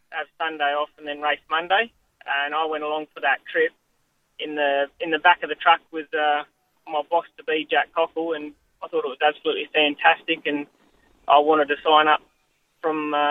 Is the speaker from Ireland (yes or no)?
no; Kalgoorlie, Western Australia, Australia; Oh, I loved it. Um, so obviously there's a little town outside of Kalgoorlie called Coolgardie, and I suppose um, everyone else probably didn't like it, but but I loved it.